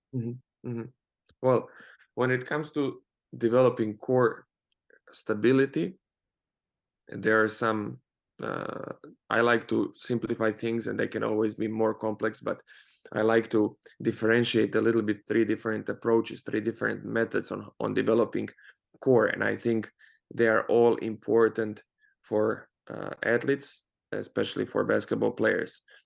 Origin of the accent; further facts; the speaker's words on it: Croatia; moved away; also born or lived in Spain; I come from Croatia, and over there we have uh, University of Zagreb